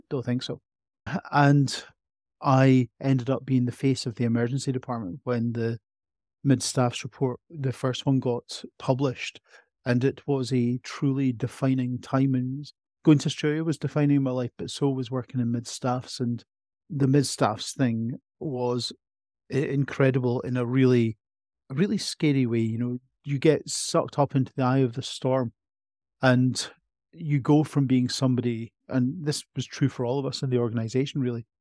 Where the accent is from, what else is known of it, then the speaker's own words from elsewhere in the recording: Edinburgh, Scotland, United Kingdom; I was born in Edinburgh, grew up in Edinburgh, feel like an Edinburgh person to my very core